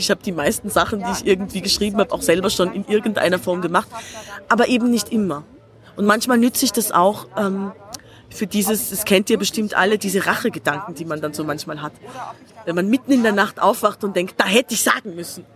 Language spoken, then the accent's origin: German; Tyrol, Austria; now in Berlin, Germany; ich bin Tirolerin